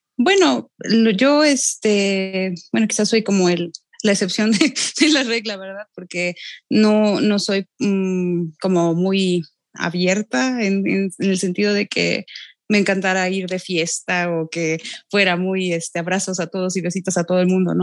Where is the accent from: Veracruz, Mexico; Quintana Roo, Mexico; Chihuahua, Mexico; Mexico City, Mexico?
Veracruz, Mexico; Xalapa; Yo soy de aquí de Jalapa